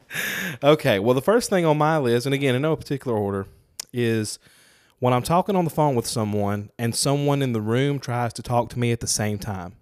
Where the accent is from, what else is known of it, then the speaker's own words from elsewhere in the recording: Lucedale, Mississippi, United States; I grew up in Lucedale.